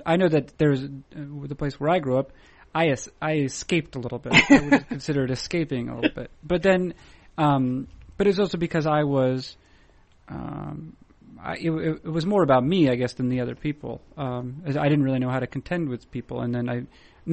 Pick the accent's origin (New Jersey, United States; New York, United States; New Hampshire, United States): New Hampshire, United States; moved away; also born or lived in Seattle / Portland, Oregon; I was born in New Hampshire